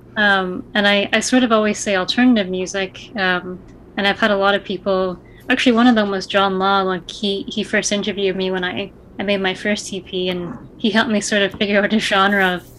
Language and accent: English; Niagara Falls, Ontario, Canada; also born or lived in Toronto / Glasgow, Scotland; I was born and raised in Niagara